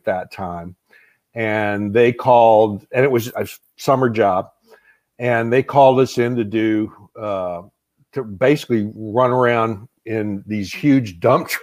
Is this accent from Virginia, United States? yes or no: no; Houston, Texas, United States; also born or lived in Philadelphia; I grew up in Houston. My family's from Philadelphia